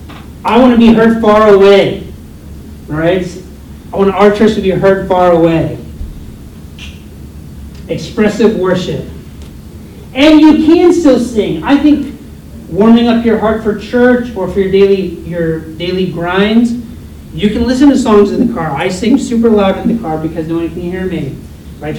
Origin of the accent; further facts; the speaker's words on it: United States; I'm American